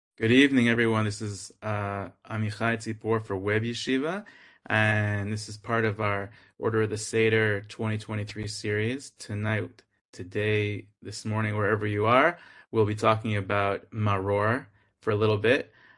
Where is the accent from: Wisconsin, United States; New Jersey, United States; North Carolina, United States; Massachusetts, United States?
Massachusetts, United States; Boston; I'm from Boston